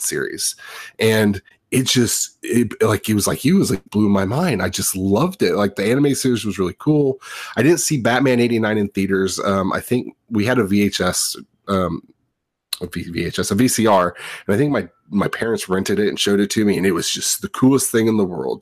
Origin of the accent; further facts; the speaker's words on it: Southern California, United States; I grew up in Southern California